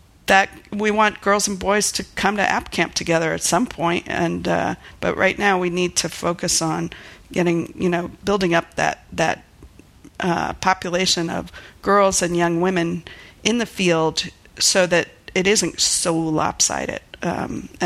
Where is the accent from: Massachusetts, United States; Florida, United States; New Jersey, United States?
Florida, United States; Miami; also born or lived in New York City / Chapel Hill, North Carolina / Princeton; now in Portland, United States; I grew up in Miami, Florida.